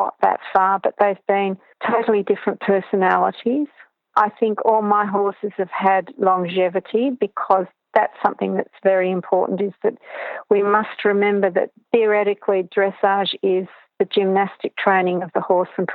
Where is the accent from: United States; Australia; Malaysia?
Australia; Tasmania; I was from Tasmania